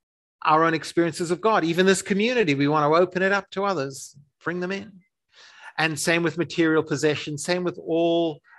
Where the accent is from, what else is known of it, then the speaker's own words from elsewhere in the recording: Zimbabwe; also born or lived in South Africa; So I grew up in Africa in the during the transition to I can't even describe it. It's too politically fraught. The transition to black majority rule, to independence, to a post-colonial dictatorship in Zimbabwe.